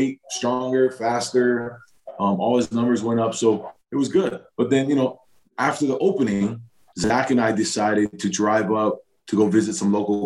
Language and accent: English; Hawaii, United States; I grew up in Hawaii.